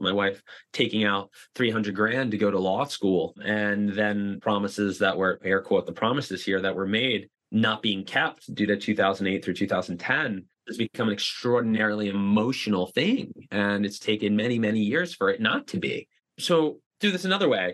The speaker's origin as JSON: {"language": "English", "town": "Boca Raton", "region": "Florida", "country": "United States", "said": "I'm from South Florida, from Boca Raton, which is hands down the retirement capital of the world"}